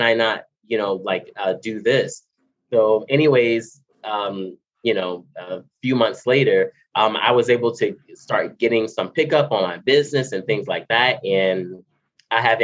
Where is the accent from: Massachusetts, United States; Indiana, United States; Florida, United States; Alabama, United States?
Florida, United States; Miami; moved away as an adult; now in California, United States; I'm from Miami, Florida. I live in California now